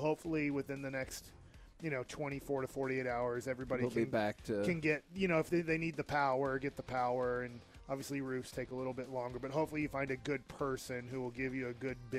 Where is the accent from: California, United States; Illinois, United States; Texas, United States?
California, United States; Why did I say it in a Texan accent? I'm from Cali, dude.